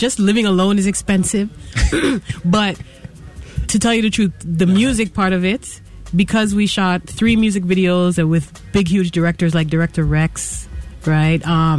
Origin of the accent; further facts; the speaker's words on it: Canada; That's where I was born, yes.